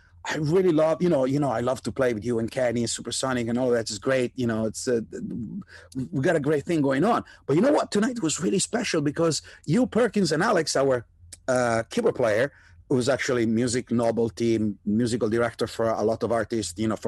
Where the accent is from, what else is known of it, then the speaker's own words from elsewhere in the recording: Italy; also born or lived in New York, United States; now in Los Angeles, United States; I was raised in Italy, which was not, and is still not, a rock and roll country by any mean